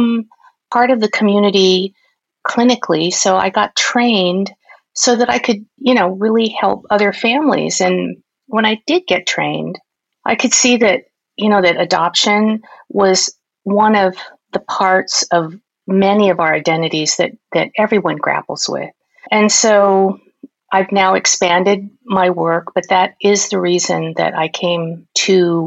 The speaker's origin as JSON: {"language": "English", "town": "Los Angeles", "region": "California", "country": "United States", "tie": "born or raised there", "also_born_or_lived": "New Orleans, Louisiana", "said": "I was born in New Orleans in Louisiana. And hence, at that time, they looked far and wide to find a Chinese family for me to join. So I was adopted there, and then quite quickly we came to California. And so I was raised in California"}